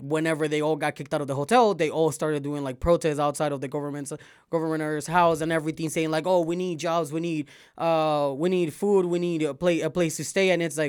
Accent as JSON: {"language": "English", "country": "Venezuela", "tie": "born or raised there", "also_born_or_lived": "Miami", "said": "I grew up with Cubans in Venezuela, in Miami."}